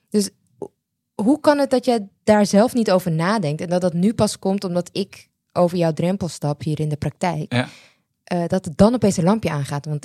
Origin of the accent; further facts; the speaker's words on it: Netherlands; ik ben in Nederland